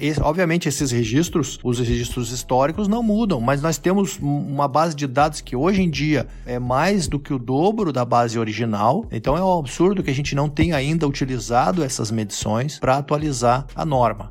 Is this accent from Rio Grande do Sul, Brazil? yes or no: yes; Rio Grande do Sul, Brazil; moved away as an adult; also born or lived in Santa Catarina / Australia; Sou gaúcho